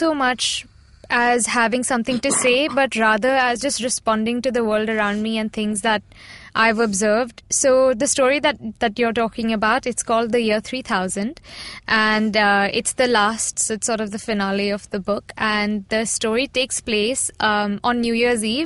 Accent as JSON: {"language": "English", "country": "India", "said": "as a Indian girl"}